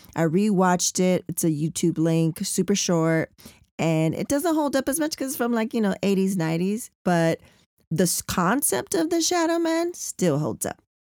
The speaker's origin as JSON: {"language": "English", "town": "San Diego", "region": "California", "country": "United States", "tie": "born or raised there", "also_born_or_lived": "National City", "said": "I'm from San Diego, born in National City"}